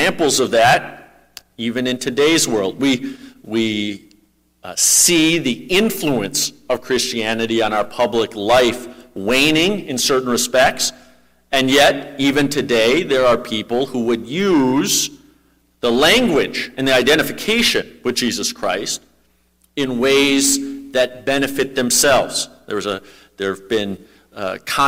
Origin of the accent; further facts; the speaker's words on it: Minnesota, United States; I'm a Minnesotan